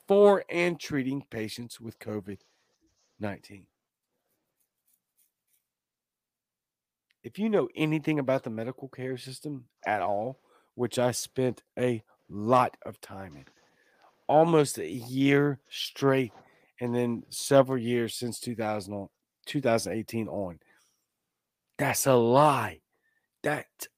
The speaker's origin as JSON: {"language": "English", "town": "Baton Rouge", "region": "Louisiana", "country": "United States", "tie": "born or raised there", "moved": "as an adult", "lives_now": "Mississippi, United States", "said": "I am from Louisiana. I'm from Baton Rouge, Louisiana, born and raised"}